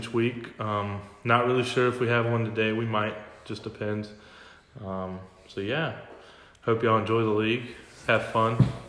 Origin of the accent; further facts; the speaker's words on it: Springfield, Louisiana, United States; We're from Louisiana. We're from Springfield.